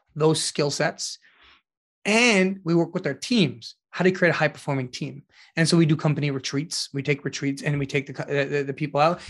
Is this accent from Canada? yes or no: yes; Ottawa, Ontario, Canada; the community that I grew up in Ottawa